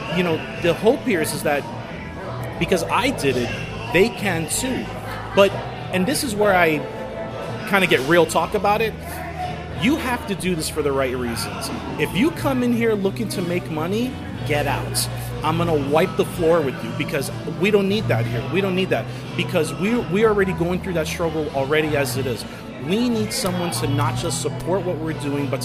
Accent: New Jersey, United States; moved away as an adult; now in Sacramento, United States; I'm from New Jersey

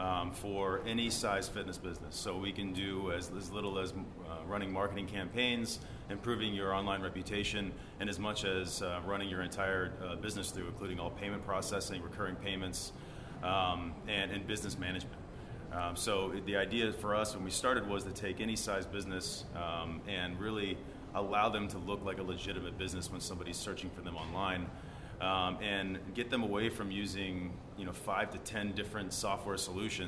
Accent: United States; I grew up in right outside Washington, D.C.

